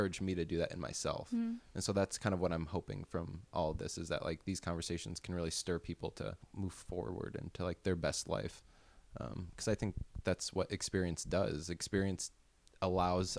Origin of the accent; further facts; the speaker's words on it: Illinois, United States; now in Los Angeles, United States; I'm from Illinois